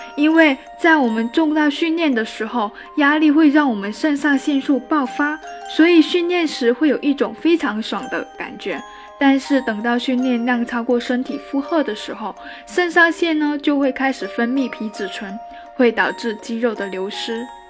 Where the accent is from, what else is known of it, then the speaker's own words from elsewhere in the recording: China; 我们中国人